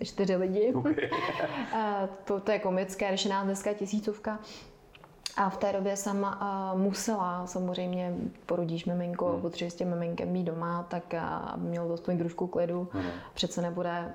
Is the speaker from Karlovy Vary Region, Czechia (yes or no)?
yes; Karlovy Vary, Karlovy Vary Region, Czechia; Já jsem vyrůstala v Karlových Varech